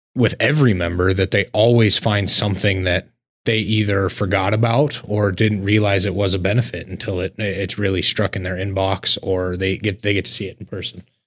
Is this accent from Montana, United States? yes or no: yes; Laurel, Montana, United States; also born or lived in Billings, Montana; I was born and raised in Laurel, but we're a suburb of Billings